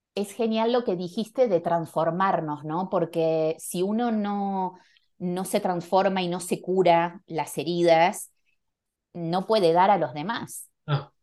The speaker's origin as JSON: {"language": "Spanish", "region": "Buenos Aires", "country": "Argentina", "tie": "born or raised there", "also_born_or_lived": "Barcelona / Panama / New York", "moved": "as an adult", "lives_now": "Madrid, Spain", "said": "nací en Argentina, en Buenos Aires, me fui muy joven a Barcelona, viví muchos años, creo que 15, 14 años en, en Barcelona"}